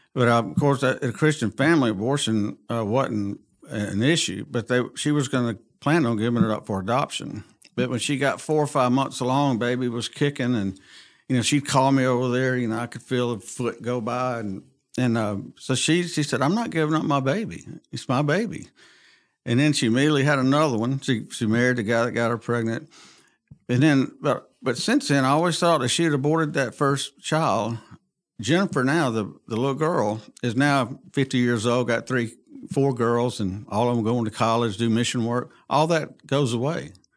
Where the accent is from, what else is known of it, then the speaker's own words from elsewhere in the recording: Montgomery, Alabama, United States; I was born and raised in Montgomery